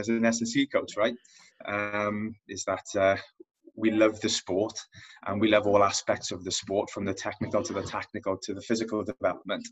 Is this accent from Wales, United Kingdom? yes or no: yes; Wales, United Kingdom; accent: Welsh; as you can probably tell by my accent, I'm Welsh